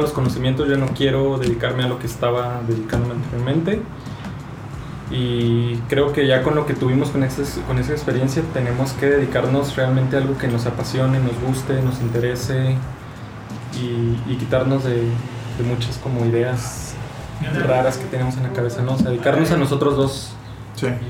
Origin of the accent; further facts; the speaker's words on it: Chihuahua, Mexico; moved away as an adult; now in Mexico City, Mexico; soy de Chihuahua, tengo 25 años